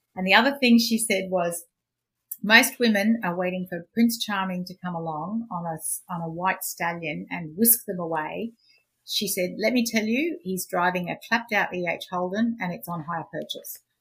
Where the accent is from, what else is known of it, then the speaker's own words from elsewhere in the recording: Queensland, Australia; I grew up in Queensland